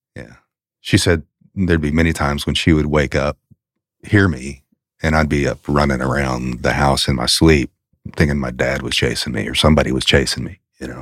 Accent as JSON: {"language": "English", "town": "Lexington", "region": "Kentucky", "country": "United States", "tie": "born or raised there", "also_born_or_lived": "Daniel Boone National Forest area, Kentucky", "moved": "as an adult", "said": "I grew up in Lexington"}